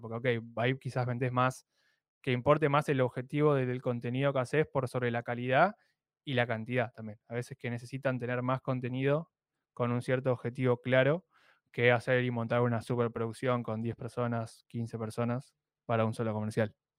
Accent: Argentina; Sí, soy de Argentina.

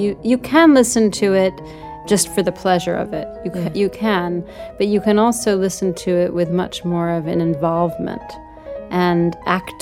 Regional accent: New York, United States; I grew up in New York

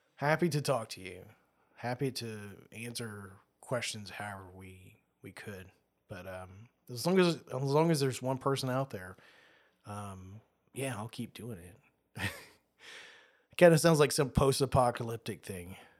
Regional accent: Australia; I was born in Australia

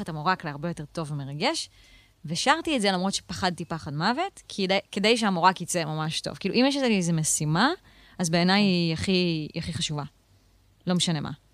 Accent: Israel; also born or lived in Tel Aviv / central Israel; נולדתי במרכז, לא בדיוק בתל אביב, אבל עברנו גם לתל אביב, ואז עברנו אה, לגולן

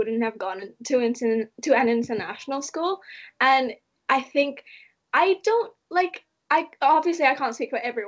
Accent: Malaysia; also born or lived in Austria; now in Leeds, United Kingdom; I grew up in Malaysia for such a long time

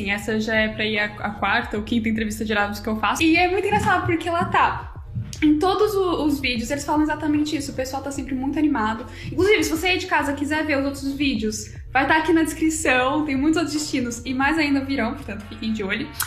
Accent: São Paulo, Brazil; É que é engraçado, porque como eu vim de São Paulo, e São Paulo é, é maior Paris, né?

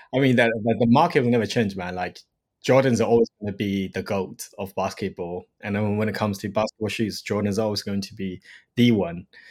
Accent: Shanghai, China; moved away; I grew up in Shanghai, in China.

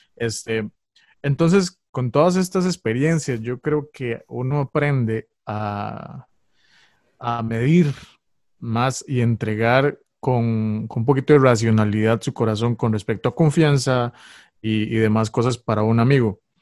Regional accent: San José, Costa Rica; soy costarricense, soy de Costa Rica, de San José.

